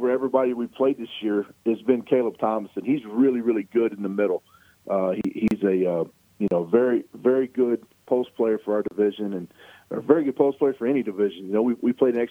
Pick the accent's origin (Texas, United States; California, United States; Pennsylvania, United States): Texas, United States; Lubbock; moved away; I grew up in Lubbock, so that's almost a home game for me